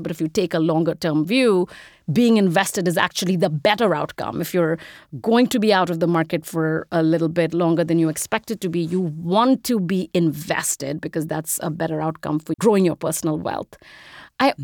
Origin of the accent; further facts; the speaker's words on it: India; moved away as an adult; now in United States; I'm an immigrant, if you can't tell from the accent. I grew up in India. I moved here when I was 18 to go to college.